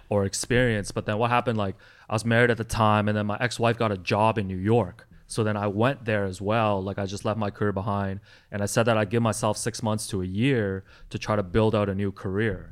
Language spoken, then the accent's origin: English; Toronto, Ontario, Canada; English is a second language; also born or lived in Hong Kong; I immigrated here to Toronto from Hong Kong with my family in 92 when I was 8 years old at the time and it was really hard for me as like a Chinese kid coming here like learning a new language